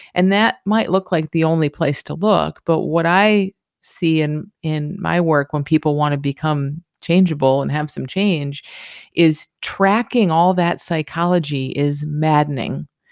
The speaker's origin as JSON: {"language": "English", "region": "Michigan", "country": "United States", "tie": "born or raised there", "moved": "yes", "said": "I grew up in Michigan"}